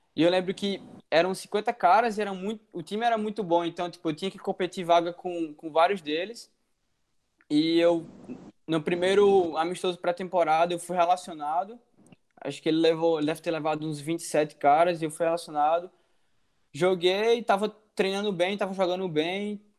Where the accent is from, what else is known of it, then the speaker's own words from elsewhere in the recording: João Pessoa, Paraíba, Brazil; moved away as an adult; now in United States; Eu sou de João Pessoa, Paraíba, Nordeste